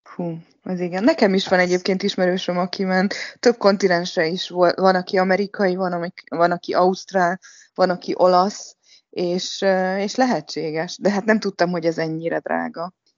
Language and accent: Hungarian; Hungary; now in Shanghai, China; Mi mindannyian Sankályban élő magyarok vagyunk